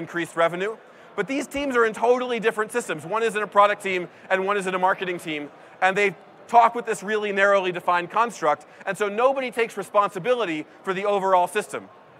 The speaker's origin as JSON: {"language": "English", "town": "San Francisco", "region": "California", "country": "United States", "said": "So I'm from San Francisco, and the Crisis Text Line number is actually stamped on the Golden Gate Bridge."}